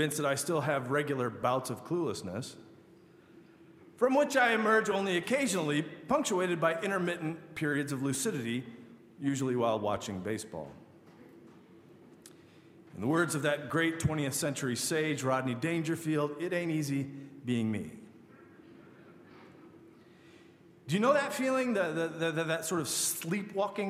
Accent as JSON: {"language": "English", "region": "Michigan", "country": "United States", "tie": "born or raised there", "said": "I grew up in Michigan"}